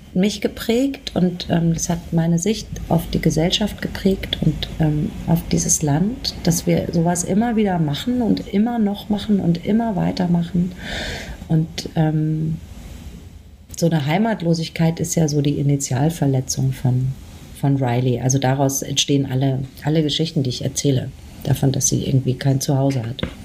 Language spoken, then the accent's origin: German; Aschaffenburg, Bavaria, Germany; bin ich in der Nähe von Frankfurt aufgewachsen, in Aschaffenburg